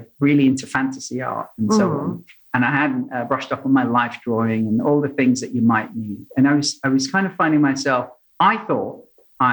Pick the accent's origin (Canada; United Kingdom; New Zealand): United Kingdom; London; moved away as an adult; also born or lived in Sydney, Australia; I grew up in London, so you've got South London and North London